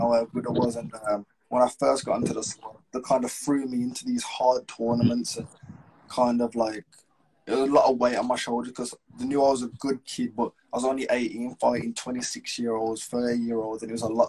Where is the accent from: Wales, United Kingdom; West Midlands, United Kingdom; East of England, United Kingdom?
West Midlands, United Kingdom; Wolverhampton